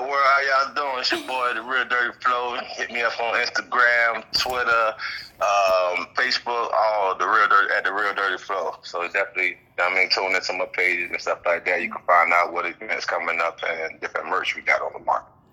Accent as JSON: {"language": "English", "town": "Savannah", "region": "Georgia", "country": "United States", "moved": "yes", "lives_now": "York, Pennsylvania, United States", "said": "I'm from Savannah, Georgia"}